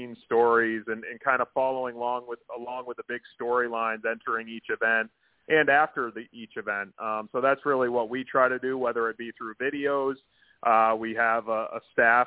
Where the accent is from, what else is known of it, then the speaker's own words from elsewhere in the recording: Maine, United States; I'm from Maine. So I grew up really close to a track called Oxford Plains Speedway